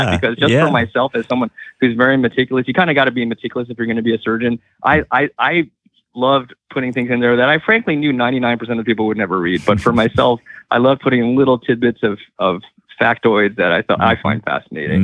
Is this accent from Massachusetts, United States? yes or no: yes; Massachusetts, United States; my home state of Massachusetts